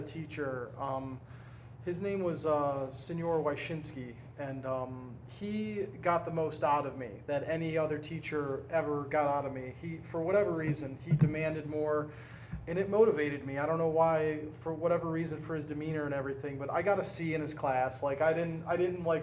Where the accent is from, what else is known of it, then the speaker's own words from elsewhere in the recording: Cleveland, Ohio, United States; I was born in Cleveland, and you know, a suburb of Cleveland